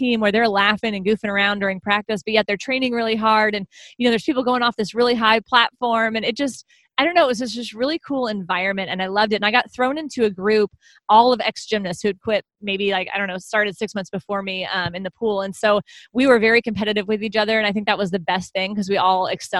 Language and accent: English; Houston, Texas, United States; I've always lived in the greater Houston area.